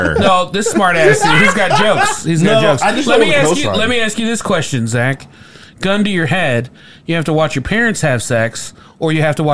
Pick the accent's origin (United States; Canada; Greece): United States; Indiana; We're from Indiana.